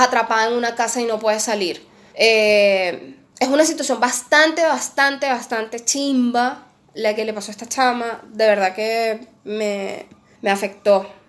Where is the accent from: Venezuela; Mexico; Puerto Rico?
Venezuela; moved away as an adult; also born or lived in Peru; now in Argentina; es mi país